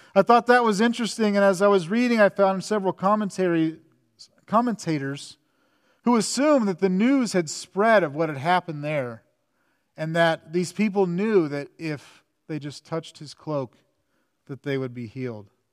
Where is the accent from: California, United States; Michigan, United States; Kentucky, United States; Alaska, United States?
California, United States; Southern; I grew up in Southern California